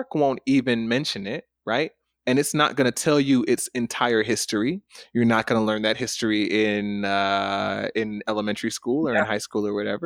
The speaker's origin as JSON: {"language": "English", "town": "Stone Mountain", "region": "Georgia", "country": "United States", "tie": "born or raised there", "said": "I come from Stone Mountain"}